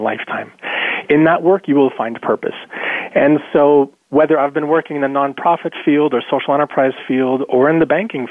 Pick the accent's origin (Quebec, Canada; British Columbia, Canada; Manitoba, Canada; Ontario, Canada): Manitoba, Canada; rural; also born or lived in South America; I grew up in South America with parents who were involved in community work. And then I grew up in rural Manitoba